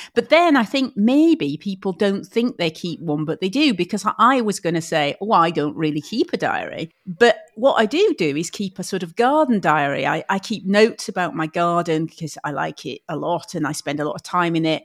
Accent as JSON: {"language": "English", "town": "Huddersfield", "region": "Yorkshire and the Humber", "country": "United Kingdom", "tie": "born or raised there", "said": "I grew up in Huddersfield"}